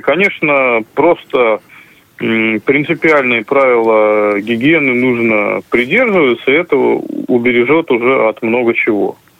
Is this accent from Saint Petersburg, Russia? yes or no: yes; St Petersburg, Saint Petersburg, Russia